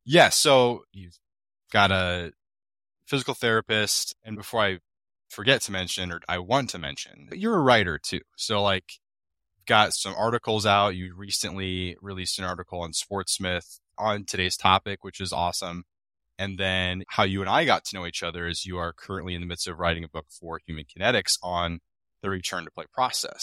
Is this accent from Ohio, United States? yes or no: no; Iowa, United States; I'm from Iowa